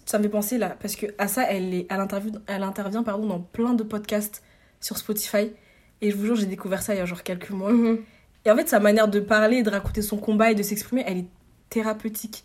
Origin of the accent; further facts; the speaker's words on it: France; en tant que Français